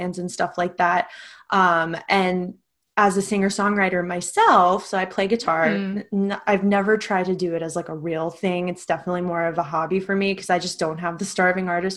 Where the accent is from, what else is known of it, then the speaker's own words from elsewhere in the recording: Istanbul, Turkey; moved away as an adult; also born or lived in Oregon, United States; now in United States; I am originally from Istanbul, Turkey. I'm half American. I was born in Oregon, but raised there, been in the States since 2010 when I came here for college.